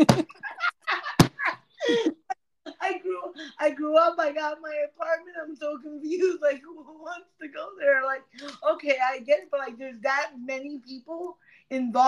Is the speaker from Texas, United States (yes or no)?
no; Broward, Florida, United States; I grew up in Broward